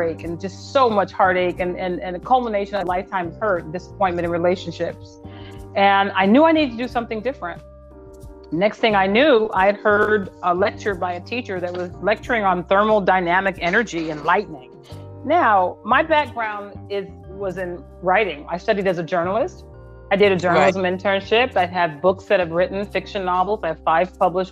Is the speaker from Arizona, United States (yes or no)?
yes; Phoenix, Arizona, United States; now in Los Angeles, United States; I'm from Phoenix, but I live in Los Angeles